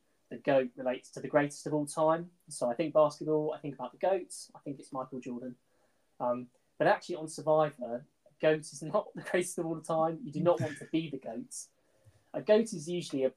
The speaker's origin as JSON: {"language": "English", "town": "Portsmouth", "region": "South East England", "country": "United Kingdom", "tie": "born or raised there", "also_born_or_lived": "Midlands", "moved": "yes", "lives_now": "Nottingham, United Kingdom", "said": "my dad used to drive me to school when I grew up in Portsmouth"}